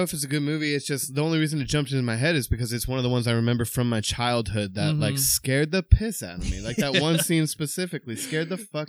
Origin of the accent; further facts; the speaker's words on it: New Jersey, United States; moved away as an adult; also born or lived in New Orleans, Louisiana; now in North Carolina, United States; I lived in New Orleans for like 10 years, but I grew up in New Jersey.